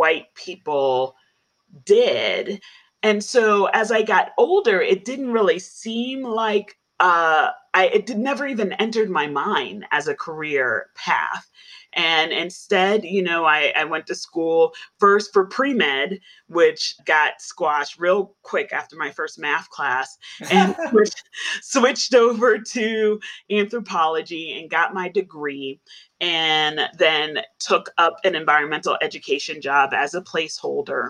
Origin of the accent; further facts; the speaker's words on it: New York City, New York, United States; now in Denver, United States; I grew up in the Bronx